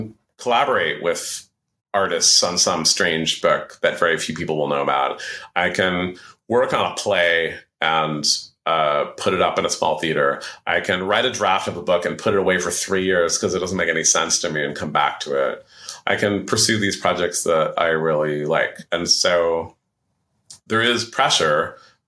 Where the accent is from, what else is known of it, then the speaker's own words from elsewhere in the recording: San Francisco, California, United States; also born or lived in New York; In 2000, my wife and I moved back to San Francisco from New York.